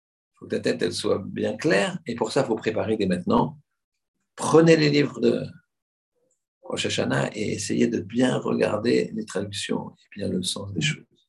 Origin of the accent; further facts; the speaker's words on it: Paris, Île-de-France, France; On est des Européens, des Parisiens.